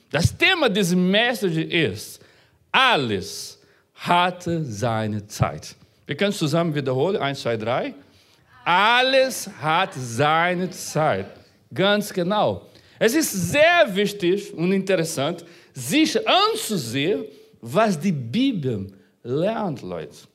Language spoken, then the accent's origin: German; Brazil; born there; Unabhängig davon, wo du geboren bist, ich bin in Brasilien geboren.